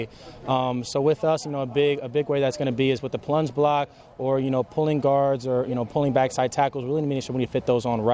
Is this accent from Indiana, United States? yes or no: yes; New Albany, Indiana, United States; moved away as an adult; I grew up in New Albany, Indiana all my life